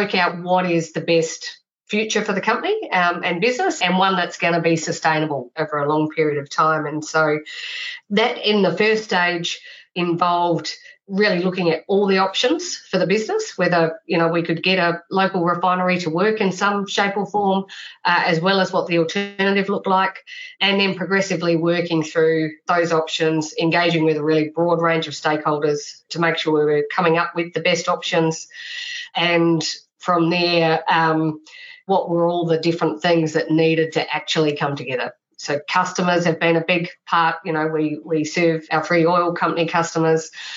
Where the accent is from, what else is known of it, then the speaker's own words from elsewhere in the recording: Australia; moved away as an adult; now in New Zealand; I grew up in Australia, but I have a lot of family here as well